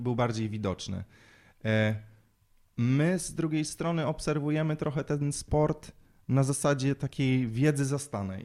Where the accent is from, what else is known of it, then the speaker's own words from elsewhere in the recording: Łódź, Łódź Voivodeship, Poland; całą młodość, całe dzieciństwo spędziłem uprawiając sport. My trenowaliśmy w Łodzi